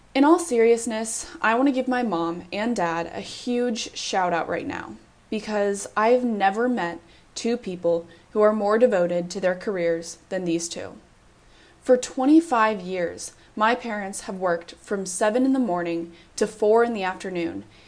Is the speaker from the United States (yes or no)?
yes; Evergreen, Colorado, United States; My mom and dad are both public school teachers in my hometown of Evergreen, Colorado